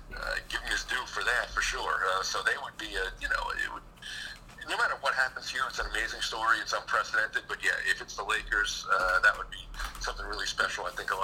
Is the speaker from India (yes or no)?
no; Western Connecticut, United States; now in New York, United States; But I grew up just across the border in Western Connecticut.